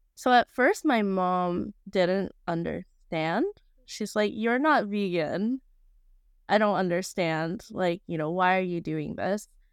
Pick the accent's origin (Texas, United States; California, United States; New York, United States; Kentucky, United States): California, United States; Bay Area; I'm from the Bay Area